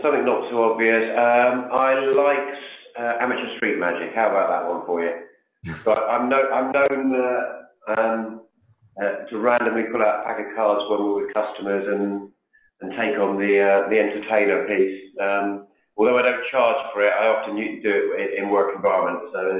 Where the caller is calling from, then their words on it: London, United Kingdom; In just on the outskirts of London in the UK.